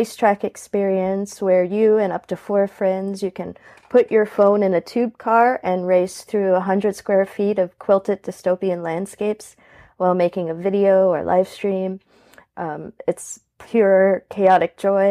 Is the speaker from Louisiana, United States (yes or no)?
yes; New Orleans, Louisiana, United States; I was born in 1984 in New Orleans. I'm seventh generation New Orleanian. I come from a pretty spooky background. I grew up in a haunted house in the French Quarter